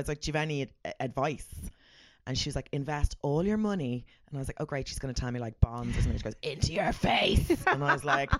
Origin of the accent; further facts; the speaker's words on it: Ireland; I'm very Irish.